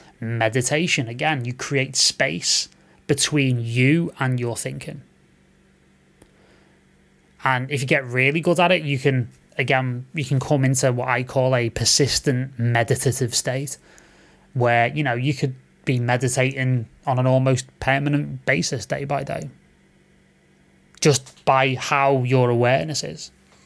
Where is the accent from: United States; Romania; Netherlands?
Romania; Growing up in Romania, all I heard from my family is leave music, you won't earn money, blah, blah, blah.